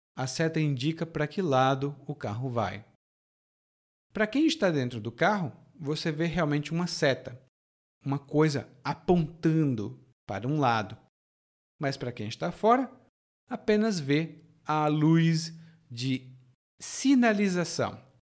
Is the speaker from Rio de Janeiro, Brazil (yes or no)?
no; Fortaleza, Ceará, Brazil; now in Salvador, Brazil; Fortaleza de onde eu sou